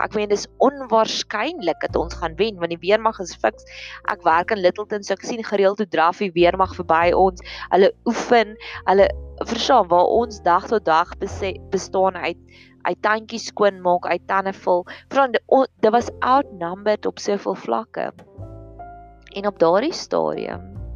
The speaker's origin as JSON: {"language": "Afrikaans", "town": "Welkom", "region": "Free State", "country": "South Africa", "tie": "born or raised there", "said": "Ek het in 'n myndorpie groot geword en op daai en daar waar ek groot geword het in Welkom"}